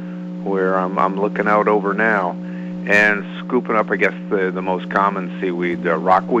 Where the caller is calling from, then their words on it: Tenants Harbor, Maine, United States; I'm calling from Tennant's Harbor.